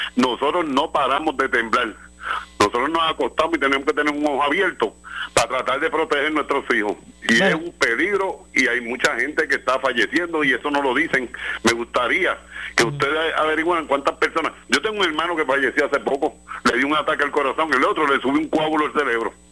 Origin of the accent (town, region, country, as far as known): Puerto Rico